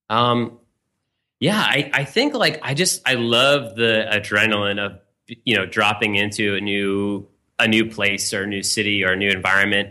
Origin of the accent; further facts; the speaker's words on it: Marin County, California, United States; now in New York City, United States; I'm from California originally, uh, just outside San Francisco in Marin County